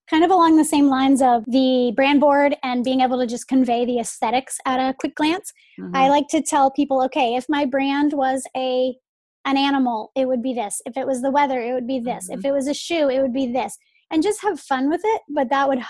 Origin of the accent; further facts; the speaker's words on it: Atlanta, Georgia, United States; moved away as an adult; now in St. Petersburg, United States; I grew up in Atlanta